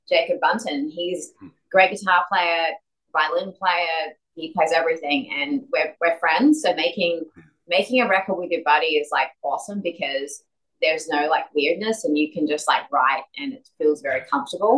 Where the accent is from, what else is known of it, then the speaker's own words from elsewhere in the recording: Adelaide, South Australia, Australia; moved away; Adelaide, where I'm from